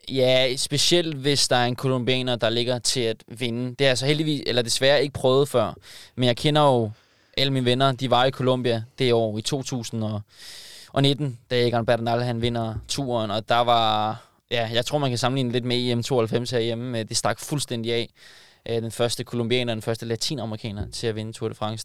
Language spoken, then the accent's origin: Danish; Denmark; som dansker